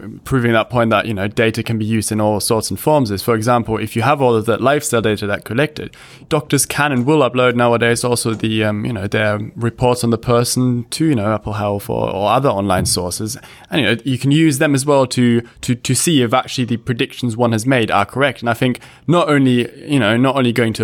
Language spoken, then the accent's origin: English; Frankfurt, Hesse, Germany; I'm from Frankfurt